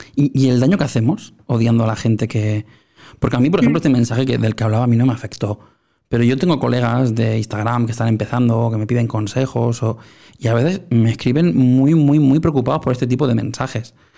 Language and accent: Spanish; Spain; aquí en mi país, en España